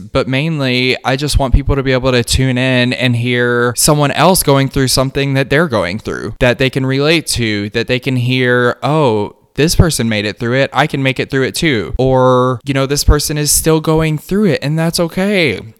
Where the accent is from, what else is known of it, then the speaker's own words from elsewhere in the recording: the South, United States; It's, again, still a part of growing up in the South and being a queer person in the South and just finding my way.